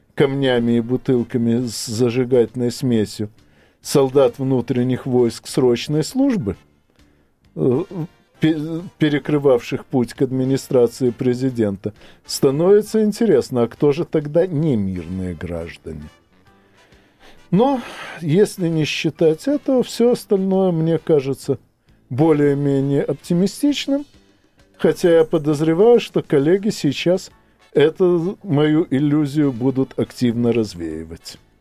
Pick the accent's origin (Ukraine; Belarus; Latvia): Ukraine; на моей малой родине